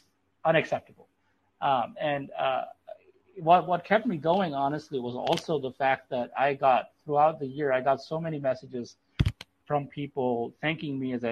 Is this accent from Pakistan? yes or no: yes; Pakistan; moved away; I'm from Pakistan